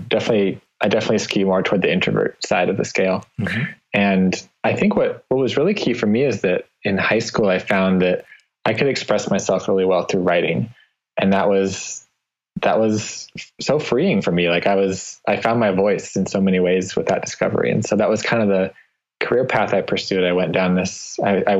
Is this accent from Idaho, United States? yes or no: yes; Nampa, Idaho, United States; now in Boise, United States; I was born and raised about 15 miles from here in a town called Nampa, Idaho